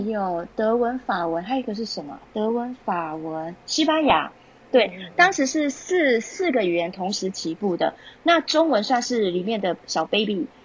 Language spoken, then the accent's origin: Chinese; Taiwan; moved away as an adult; also born or lived in Utah, United States / California, United States; 我们来自台湾的老师是非常少数的